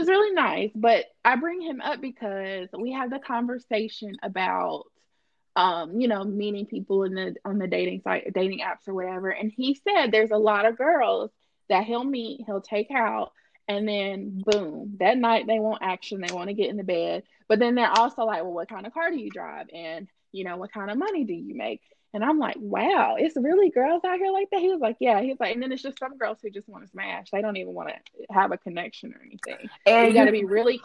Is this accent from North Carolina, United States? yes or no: yes; Gibsonville, North Carolina, United States; I'm from Elon/Gibsonville.